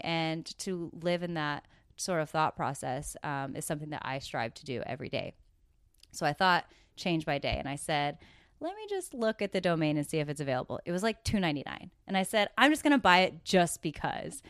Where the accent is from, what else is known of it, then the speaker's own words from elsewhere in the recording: Coquille, Oregon, United States; moved away; also born or lived in Los Angeles; I grew up in Coquille, Oregon